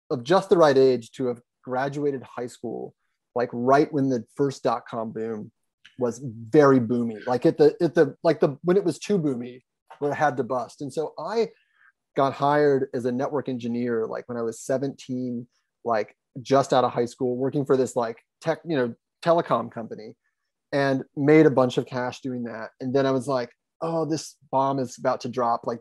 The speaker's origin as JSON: {"language": "English", "town": "Columbus", "region": "Ohio", "country": "United States", "tie": "born or raised there", "also_born_or_lived": "Lima, Ohio", "said": "I grew up in Columbus"}